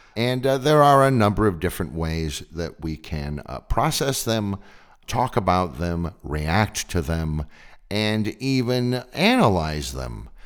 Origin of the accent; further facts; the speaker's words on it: California, United States; I grew up in California during this time period